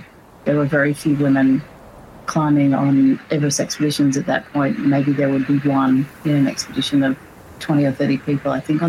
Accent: Canberra, Australian Capital Territory, Australia; I grew up in Canberra in Australia, so the capital, it's a sort of relatively small town surrounded by a lot of nature

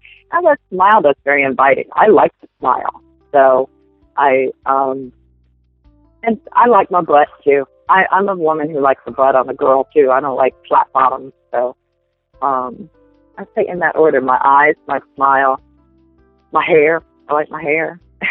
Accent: the South, United States; Southern food, being that I'm from the South, I like to throw down in the kitchen with some good old Southern food

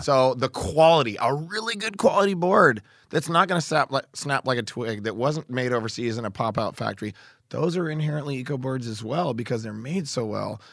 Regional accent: Oregon, United States; I'm from Oregon

